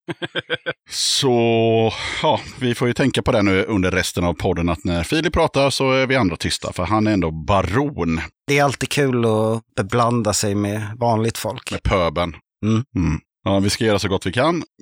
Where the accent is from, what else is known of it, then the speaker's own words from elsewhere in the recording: Stockholm, Stockholm County, Sweden; moved away as an adult; now in Gothenburg, Sweden; Jag är från Stockholm.